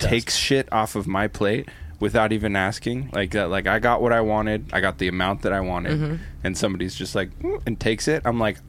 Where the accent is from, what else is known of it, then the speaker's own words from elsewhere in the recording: Canada; I remember growing up in Canada